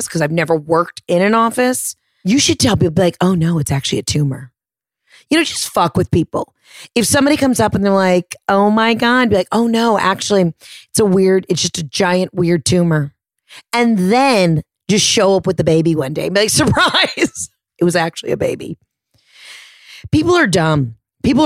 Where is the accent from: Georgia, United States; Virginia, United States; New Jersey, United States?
Georgia, United States; Atlanta; I'm from Atlanta